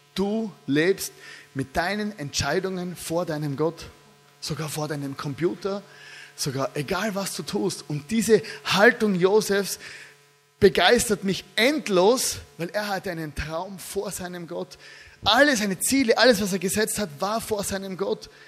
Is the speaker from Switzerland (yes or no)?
no; Styria, Austria; Ich komme aus der Steiermark. Ja. Da redet man so.